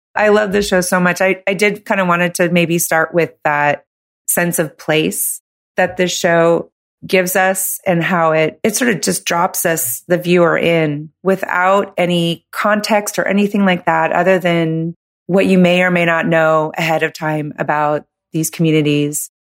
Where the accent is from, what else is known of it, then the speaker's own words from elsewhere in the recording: California, United States; moved away; 'Cause I'm from California